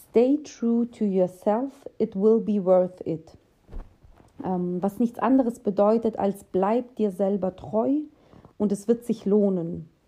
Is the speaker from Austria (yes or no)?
no; Russia; now in Germany; Denn ähm, wir kommen ja aus Russland, also meine Familie. Und ja, in Russland wird dir, werden dir viele Strukturen vorgegeben.